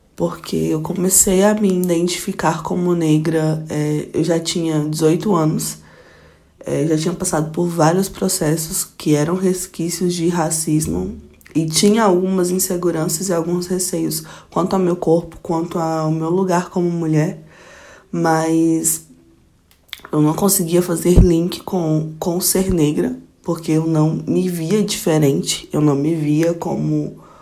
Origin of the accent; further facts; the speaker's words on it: Goiânia, Goiás, Brazil; moved away as an adult; now in Brasília, Brazil; sou goiana, nascida de Goiânia mesmo, goianiense pé rachado, que moro em Brasília há 5 anos